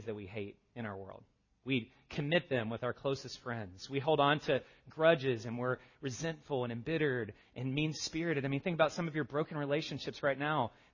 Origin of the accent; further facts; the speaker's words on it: the South, United States; I'm from the South. We have a word for this. It's called y'all.